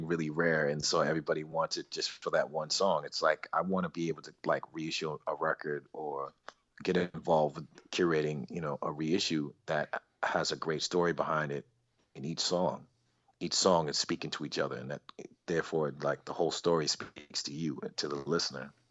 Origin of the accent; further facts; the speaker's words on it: Boston, Massachusetts, United States; moved away as an adult; also born or lived in New York; I'm originally from Boston too. I moved to New York in 95.